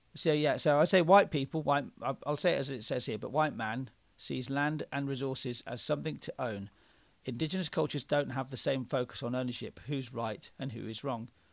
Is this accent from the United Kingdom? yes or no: yes; Oxford, South East England, United Kingdom; we're two white blokes who are from Oxford in England.